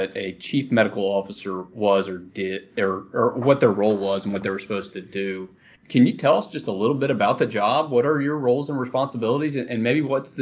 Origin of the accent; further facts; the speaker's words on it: Madison, Mississippi, United States; I grew up in Madison